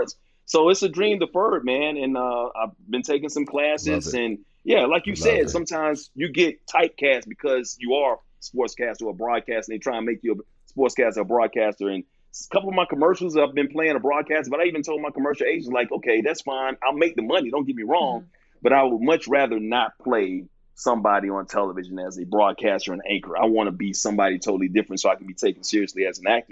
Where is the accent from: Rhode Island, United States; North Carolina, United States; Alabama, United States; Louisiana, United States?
Alabama, United States; Bessemer; moved away; also born or lived in New York; I'm from Bessemer, Alabama, bro. I was born in New York, raised in Bessemer, Alabama